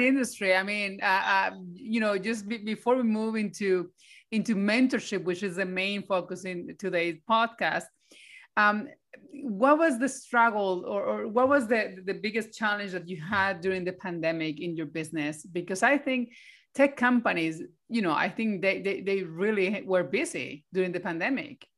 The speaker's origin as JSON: {"language": "English", "country": "Colombia", "moved": "yes", "lives_now": "Sweden", "said": "I was from Colombia and I was a lawyer."}